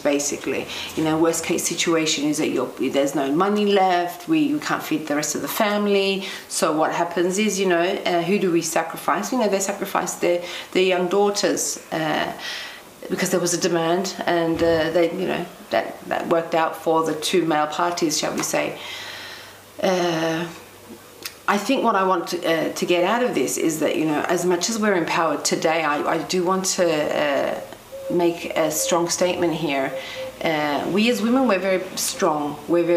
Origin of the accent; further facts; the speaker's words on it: Melbourne, Victoria, Australia; I was born in Melbourne, Australia, to working class Cypriot parents